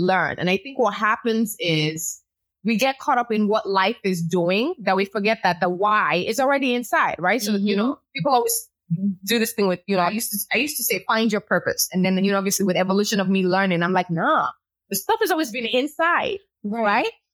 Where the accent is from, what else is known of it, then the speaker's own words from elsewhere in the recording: Nigeria; moved away; also born or lived in Chicago, United States; I was born in Chicago, raised in Nigeria, and I'm of the Yoruba culture